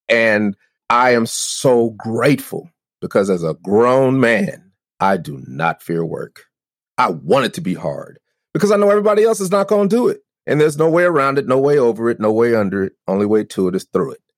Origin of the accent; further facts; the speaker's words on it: Denver, Colorado, United States; I'm from Denver